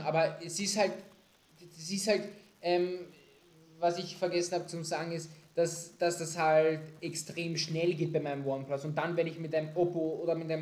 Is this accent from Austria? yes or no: yes; Austria; bei uns in Österreich